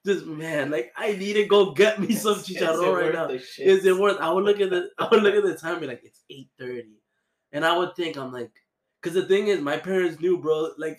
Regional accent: Miami, Florida, United States; growing up in Little Havana

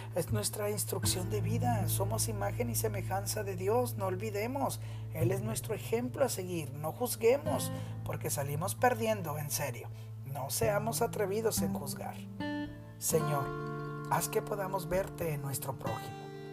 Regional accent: Nuevo León, Mexico; como decimos en Nuevo León, mi tierra, la divina garza

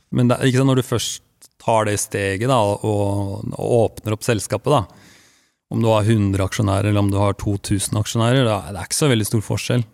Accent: Langesund, Telemark, Norway; jeg er fra Langesund

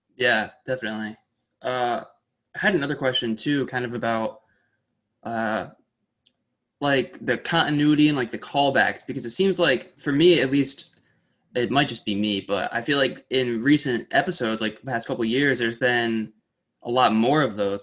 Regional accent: Saratoga Springs, New York, United States; also born or lived in Oswego, New York; I grew up in Saratoga

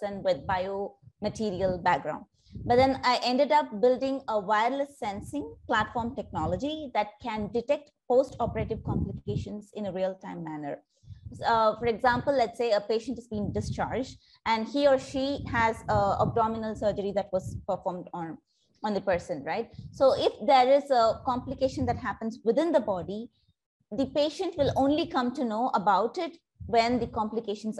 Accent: India; moved away as an adult; now in Singapore; I'm originally from India, but I've been living in Singapore for the past decade now

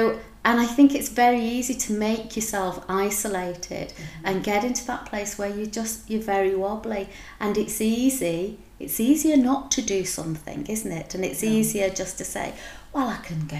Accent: Wigan, North West England, United Kingdom; now in Edinburgh, United Kingdom; I'm from Wigan and working class, very much a working class upbringing

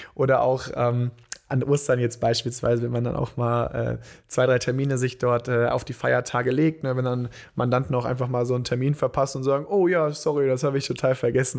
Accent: Bonn, North Rhine-Westphalia, Germany; wir kommen ja hier aus Bonn, wohnen hier

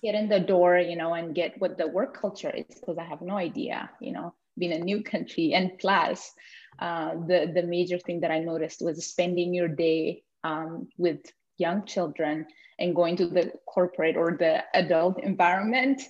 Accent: Ethiopia; moved away as an adult; now in Blaine, United States; came from a place where there isn't snow, as I came from Ethiopia

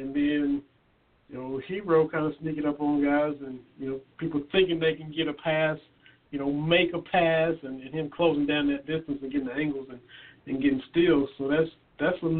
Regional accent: Southeastern Kentucky, United States; I'm from Southeastern Kentucky

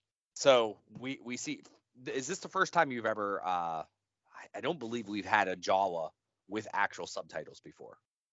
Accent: West Virginia, United States; maybe I am from West Virginia

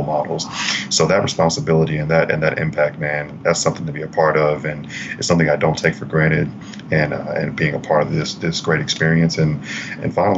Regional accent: Grenada, Mississippi, United States; I'm born and raised in Grenada, Mississippi

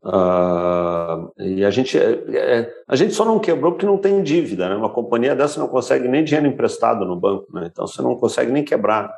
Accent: Brazil; nós éramos eu brasileiro

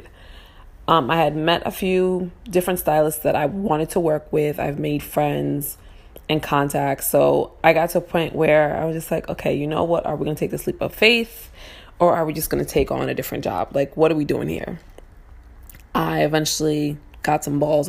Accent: New York City, New York, United States; I'm from Harlem.

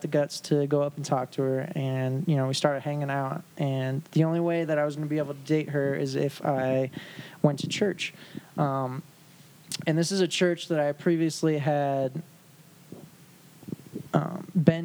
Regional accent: South Dakota, United States; I grew up in South Dakota, so that's where me and my wife met. That's where we're from

